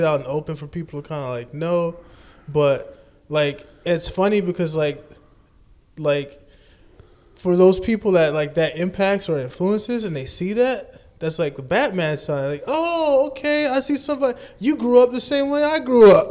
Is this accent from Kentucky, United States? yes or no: no; New Orleans, Louisiana, United States; I grew up in New Orleans too